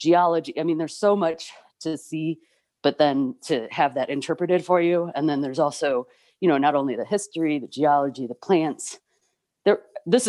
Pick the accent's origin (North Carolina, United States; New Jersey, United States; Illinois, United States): Illinois, United States; Chicago suburbs; moved away as an adult; now in Arizona, United States; I grew up in the Chicago suburbs